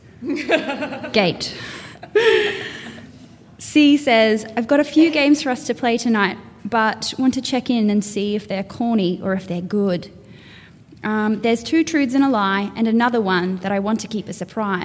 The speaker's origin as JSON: {"language": "English", "town": "Townsville", "region": "Queensland", "country": "Australia", "moved": "yes", "lives_now": "Brisbane, Australia", "said": "I come from Townsville originally. I now live on Turrbal land in Brisbane"}